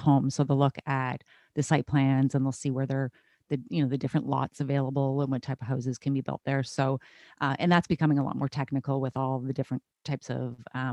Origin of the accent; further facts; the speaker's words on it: Canada; I'm a Canadian